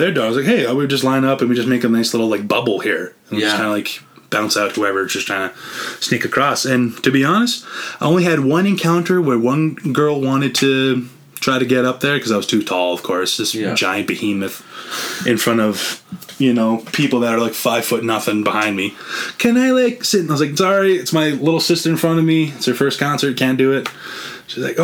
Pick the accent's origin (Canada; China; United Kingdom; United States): Canada; central Alberta; We're all from Alberta, all from the same, like, pretty much central area